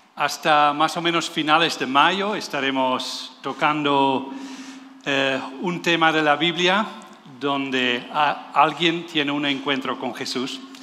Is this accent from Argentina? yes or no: no; Netherlands; Spanish is a second language; moved away as an adult; now in Spain; yo soy holandés, por eso suena un poco raro